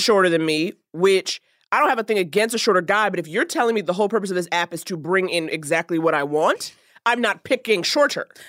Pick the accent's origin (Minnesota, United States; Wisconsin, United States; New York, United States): New York, United States; moved away; I'm from New York